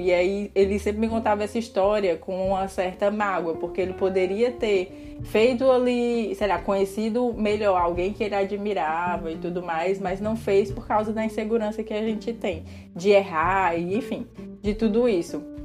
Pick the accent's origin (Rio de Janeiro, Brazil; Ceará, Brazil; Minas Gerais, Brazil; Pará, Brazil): Ceará, Brazil; first language Portuguese; moved away as an adult; now in Portugal; dessa região específica de onde eu nasci, de onde eu fui criada